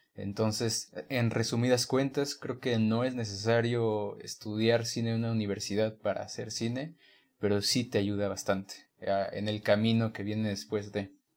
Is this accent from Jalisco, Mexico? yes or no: no; Guanajuato, Mexico; moved away as an adult; now in Mexico City, Mexico; soy, de Guanajuato. Estos últimos cinco años, pues he estado viviendo en la ciudad